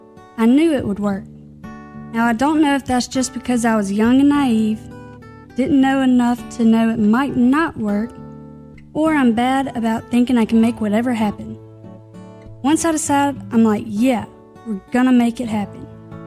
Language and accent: English; Clarksdale, Mississippi, United States; now in Oxford, United States; In reality, there's no more acreage in Oxford than there is in my hometown of Clarksdale.